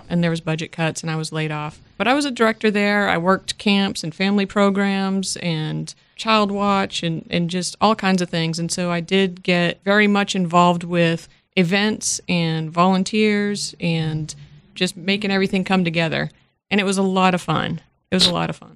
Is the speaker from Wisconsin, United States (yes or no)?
no; Worcester, Massachusetts, United States; moved away; I am originally from Massachusetts, not necessarily Boston, but I am from the Worcester area